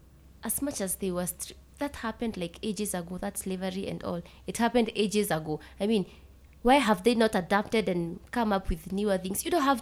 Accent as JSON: {"language": "English", "country": "Kenya", "said": "I'm from Meru."}